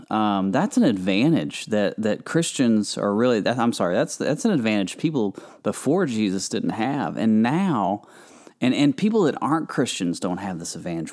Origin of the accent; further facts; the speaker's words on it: Kentucky, United States; I'm from Kentucky. We have a lot of farm country around there